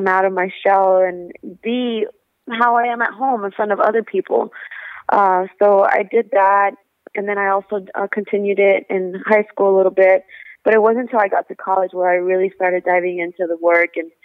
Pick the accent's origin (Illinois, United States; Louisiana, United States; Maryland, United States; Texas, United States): Texas, United States; also born or lived in Monterrey, Mexico; my family is from Monterrey, Mexico. And my mother came here when she was pregnant with me, and I was born in Texas